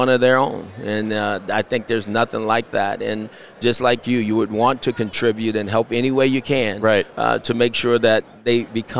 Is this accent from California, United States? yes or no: yes; California, United States; because we're from Southern California. It's what we knew.